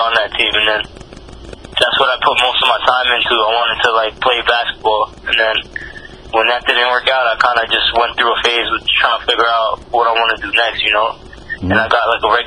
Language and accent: English; New York City, New York, United States; From Queens, bro. From Queens, New York.